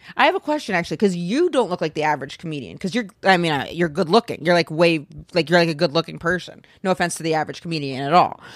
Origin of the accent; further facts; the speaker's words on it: Maine, United States; moved away; I'm from Maine